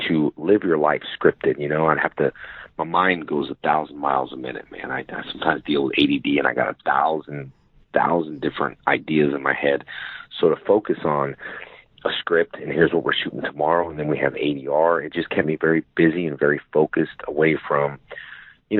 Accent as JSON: {"language": "English", "town": "West Covina", "region": "California", "country": "United States", "tie": "born or raised there"}